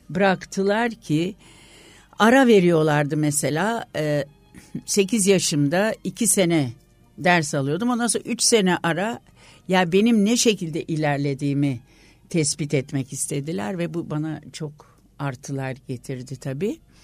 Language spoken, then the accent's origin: Turkish; Istanbul, Turkey; İstanbul doğumluyum.